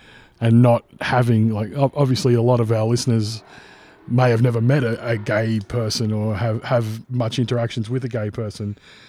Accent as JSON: {"language": "English", "country": "Australia", "tie": "born or raised there", "said": "that's something that was like inbred into me growing up in Aussie culture as like a put down to a bloke who was soft or who was weak"}